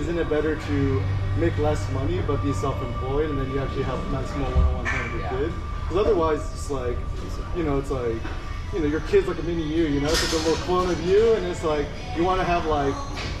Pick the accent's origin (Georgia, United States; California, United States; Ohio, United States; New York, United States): California, United States; Bay Area; I'm originally from the Bay Area.